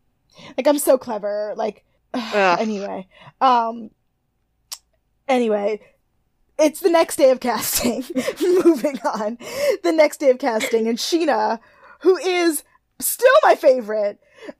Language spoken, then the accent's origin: English; Alaska, United States; Because I grew up in Alaska.